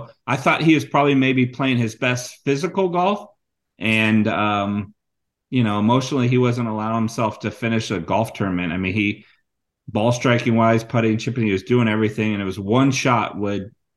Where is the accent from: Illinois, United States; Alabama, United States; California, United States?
California, United States; San Jose; moved away as an adult; now in Minnesota, United States; I grew up in San Jose